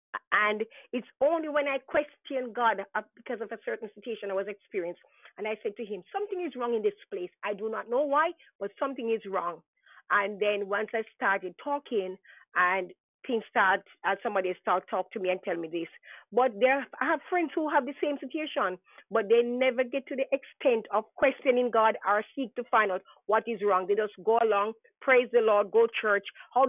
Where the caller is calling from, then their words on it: New York, United States; New York.